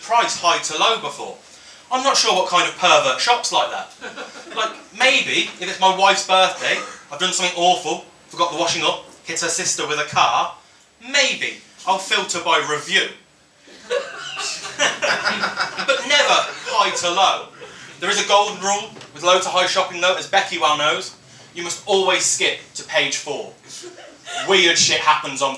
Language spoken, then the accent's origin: English; Coventry, West Midlands, United Kingdom; I'm from Coventry